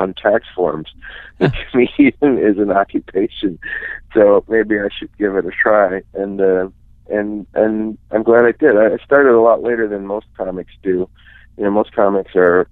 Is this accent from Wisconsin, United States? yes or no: yes; Menomonie, Wisconsin, United States; moved away as an adult; now in Minneapolis, United States; I'm from western Wisconsin in a town called Menominee.